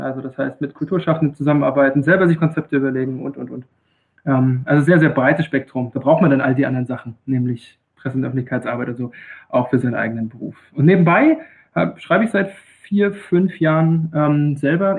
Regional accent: Rostock, Mecklenburg-Vorpommern, Germany; moved away as an adult; also born or lived in Greifswald / Freiburg im Breisgau; now in Freiburg, Germany; Ich bin ein gebürtiges Nordlicht, ähm, komme tatsächlich aus Greifswald. Das ist ähm, relativ nah bei Usedom, relativ nah bei Rügen, für die, die die Ecke da oben nicht ganz so gut kennen. Ähm, bin in Rostock groß geworden

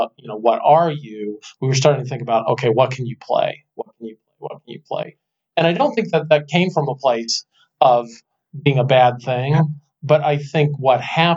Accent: Southern California, United States; I grew up in Southern California.

